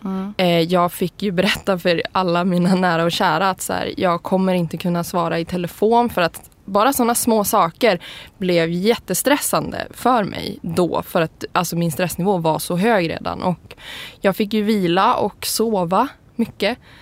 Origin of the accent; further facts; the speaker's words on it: Umeå, Västerbotten County, Sweden; now in Stockholm, Sweden; jag kommer ursprungligen från Umeå eller en by utanför Umeå och då är jag så här, tjejen som flyttade till Stockholm och gjorde karriär